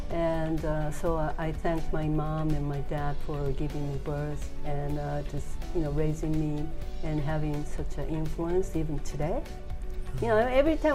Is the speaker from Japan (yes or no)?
yes; Kagoshima, Japan; I was born in Kagoshima, down in Kagoshima